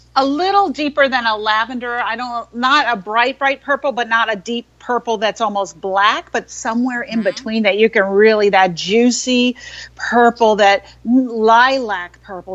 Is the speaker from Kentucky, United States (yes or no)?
no; New York City, New York, United States; I grew up in New York City, in Manhattan